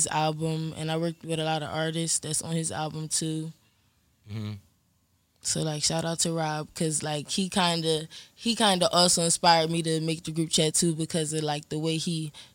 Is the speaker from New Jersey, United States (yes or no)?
yes; Camden, New Jersey, United States; I'm from Camden, New Jersey. I'm from Lakeshore.